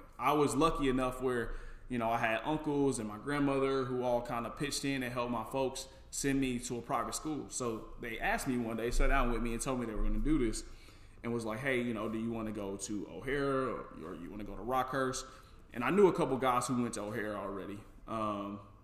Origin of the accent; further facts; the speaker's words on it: Kansas City, Missouri, United States; I grew up in the inner city. I grew up on 12th in Brooklyn. So right there on 12th Street by the Gates Barbecue